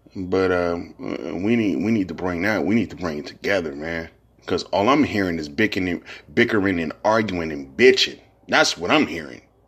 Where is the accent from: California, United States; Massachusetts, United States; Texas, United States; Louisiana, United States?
California, United States; San Francisco; also born or lived in Fillmore, San Francisco; I'm originally from Hunter's Point. Then I moved to Fillmore when I was like ten, eleven years old.